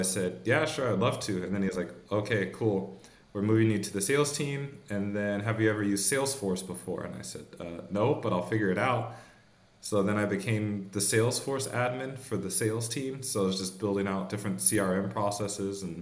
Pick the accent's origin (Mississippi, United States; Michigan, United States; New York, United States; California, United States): California, United States; accent: American; moved away as an adult; now in Copenhagen, Denmark; I'm originally from California